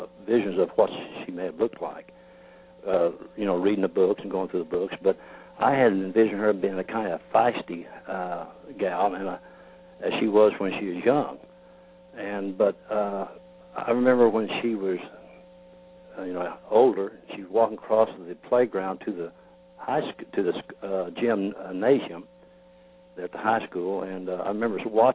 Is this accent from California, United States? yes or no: no; Mansfield, Missouri, United States; I grew up in the Mansfield area. Matter of fact, the family farm I grew up on is just about 5 miles east away the crow flies from Rocky Ridge.